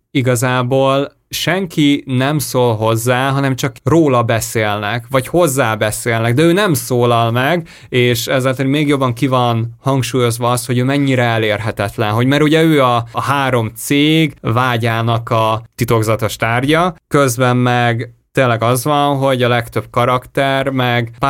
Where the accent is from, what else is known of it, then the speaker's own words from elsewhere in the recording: Hungary; Annyira furáztam, hogy magyarként nézni